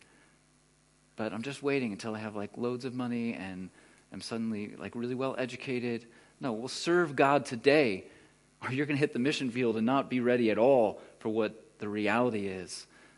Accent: Texas, United States; moved away as an adult; now in Germany; I'm from Texas, like, you know, bass player dude in Texas

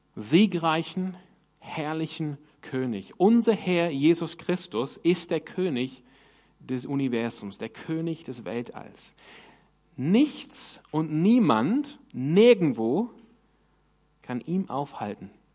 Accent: Sydney, New South Wales, Australia; moved away; wo ich herkomme in Sydney

